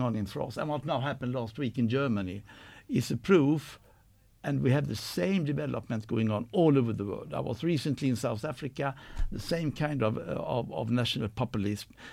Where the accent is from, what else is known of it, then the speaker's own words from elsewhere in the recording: Sweden; born and raised in Sweden